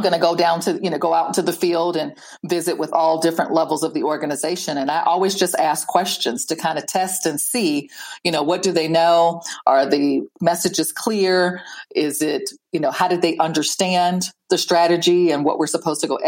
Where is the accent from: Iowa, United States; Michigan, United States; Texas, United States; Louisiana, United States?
Iowa, United States; I grew up in Iowa